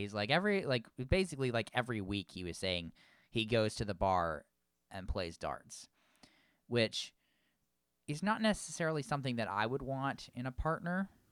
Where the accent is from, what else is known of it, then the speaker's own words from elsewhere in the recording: Vermont, United States; I was born and raised in Vermont.